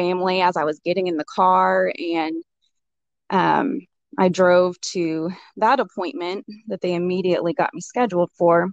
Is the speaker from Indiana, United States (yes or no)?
yes; New Albany, Indiana, United States; also born or lived in Kentucky; my family and I live in New Albany, Indiana. A lot of people don't know where that is, so I always reference that we are 10 minutes from Louisville, Kentucky. We've lived in this area, or I actually grew up in this area